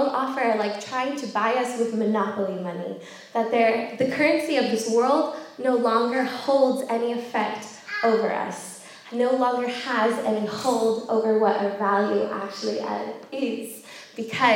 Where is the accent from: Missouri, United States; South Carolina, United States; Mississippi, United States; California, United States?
California, United States; moved away as an adult; now in York, United Kingdom; I am American. I'm from California